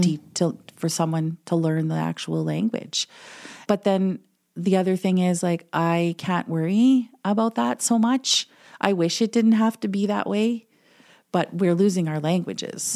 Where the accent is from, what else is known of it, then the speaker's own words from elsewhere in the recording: Manitou Rapids, Ontario, Canada; first language English; moved away as an adult; also born or lived in Winnipeg; now in Selkirk, Canada; I'm actually from Manitoba with the gong. First Nation in Ontario, which is, um, Manitou Rapids